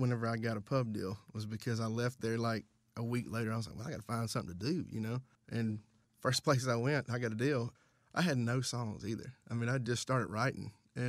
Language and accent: English; White Bluff, Tennessee, United States; now in Chattanooga, United States; I am from White Bluff, Tennessee, which is Dixon County, but grew up right on the county line between Cheatham County and Dixon County.